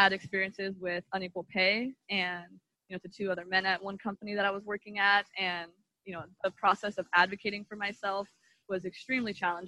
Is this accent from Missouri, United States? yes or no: no; Oregon, United States; moved away as an adult; also born or lived in Miami, Florida; I grew up in Oregon